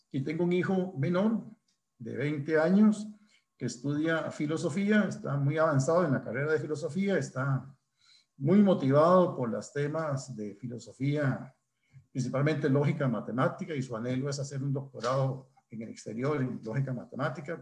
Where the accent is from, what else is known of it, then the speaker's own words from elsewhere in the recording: Desamparados, San José, Costa Rica; yo soy desamparadeño. Nací en San Rafael, arriba de Desamparados